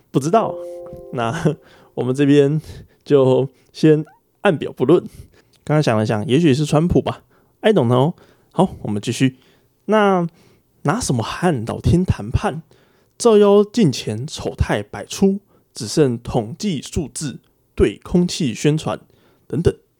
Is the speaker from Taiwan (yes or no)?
yes; Taiwan; 这个是我们在台湾用的正确的呃标点符号是上引号跟下引号